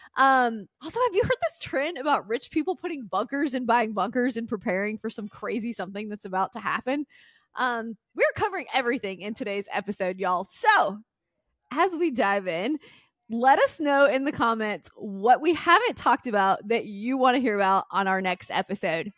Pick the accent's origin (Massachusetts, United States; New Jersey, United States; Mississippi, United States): Mississippi, United States; also born or lived in Tennessee; now in Florida, United States; growing up in Mississippi and Tennessee, you couldn't walk anywhere